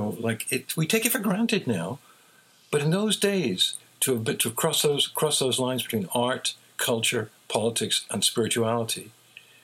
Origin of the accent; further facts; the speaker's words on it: England, United Kingdom; Sir Thomas Beecham, who was the most respected conductor when I was growing up in England